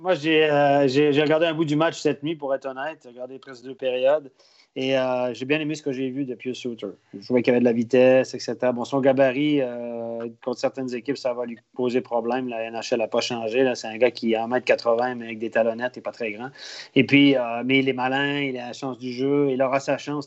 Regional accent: Quebec, Canada; on est Québécois

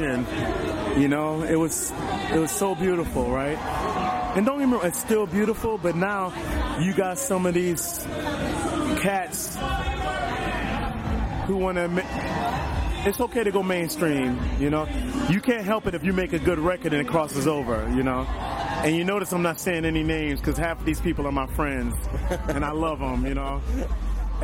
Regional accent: Chicago, Illinois, United States; I'm from Chicago. I love America. This is where I'm from

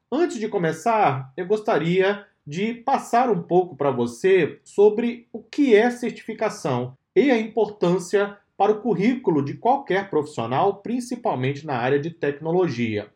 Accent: Brazil; Nós, que somos brasileiros aqui na DSA

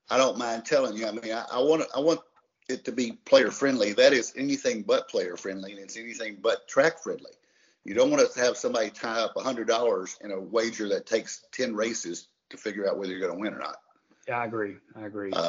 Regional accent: Kentucky, United States; We're from Kentucky, so we don't sound quite as good as he does.

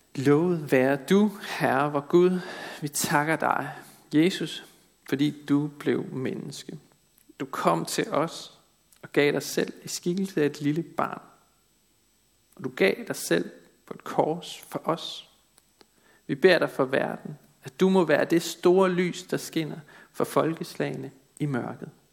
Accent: Denmark; vi som danskere er et folk, der vandrer i mørket

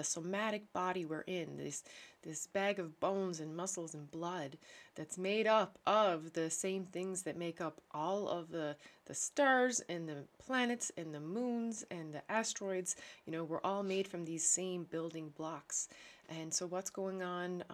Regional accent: Newfoundland and Labrador, Canada; now in Netherlands; I'm a Newfoundlander, Canadian

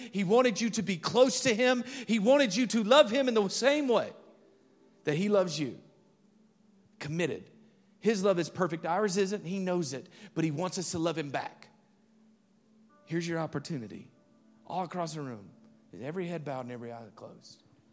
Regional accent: Alabama, United States; moved away; I remember driving back to my hometown, and I'm crossing over this bridge. If you've ever been up Highway forty-three and you're driving, if you know where Jackson, Alabama is

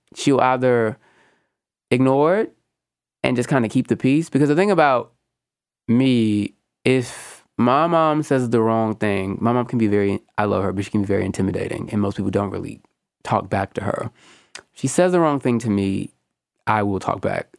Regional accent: Houston, Texas, United States; accent: Southern; I'm Southern and Black. I'm very much from Houston, Texas

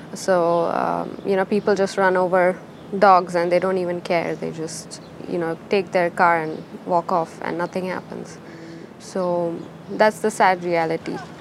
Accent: India; moved away as an adult; also born or lived in Bangalore, India; now in Oslo, Norway; I'm from India.

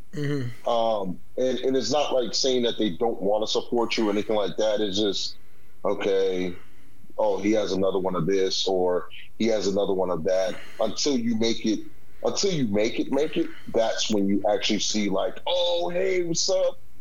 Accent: Boston, Massachusetts, United States; also born or lived in Washington, D.C.; Born in D.C uh, raised in Boston, but um, you know, um, for the most part, you know, I lived most of my my lifehood here in the Bean

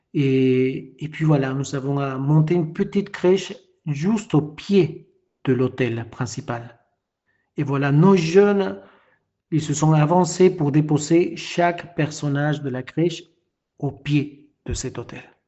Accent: Peru; French is a second language; now in France; Moi qui ne suis pas français, je viens d'un pays de l'Amérique latine, du Pérou

